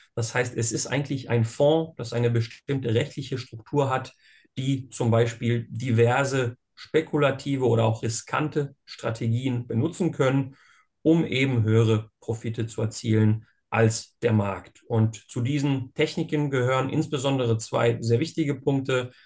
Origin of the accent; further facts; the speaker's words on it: Bosnia & Herzegovina; now in Germany; ich bin ursprünglich aus Bosnien und Herzegowina, bin dort geboren.